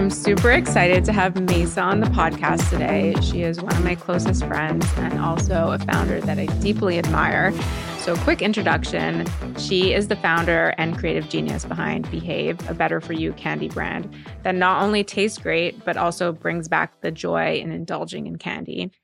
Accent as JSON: {"language": "English", "town": "Montreal", "region": "Quebec", "country": "Canada", "tie": "born or raised there", "also_born_or_lived": "New York", "moved": "yes", "said": "I grew up in Montreal"}